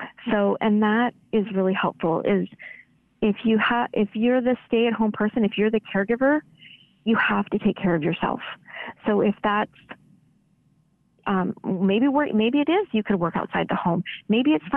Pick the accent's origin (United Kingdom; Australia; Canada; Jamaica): Canada; now in United States; I'm a Canadian